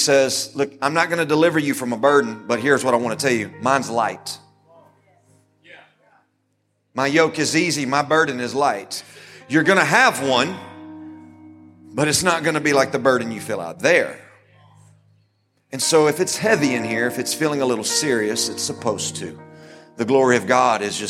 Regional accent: United States; as an American

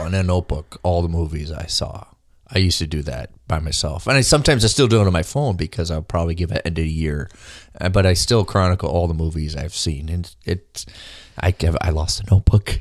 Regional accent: Minnesota, United States; me being Minnesotan

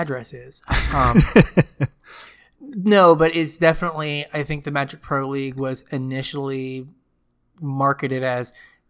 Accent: United States; I'm American.

